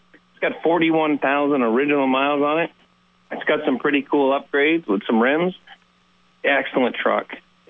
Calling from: Fairfax, Vermont, United States; I'm from Fairfax

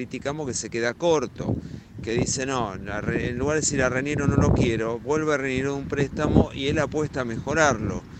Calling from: Mar del Plata, Buenos Aires Province, Argentina; Hola Ramiro, buenas tardes … de Mar del Plata.

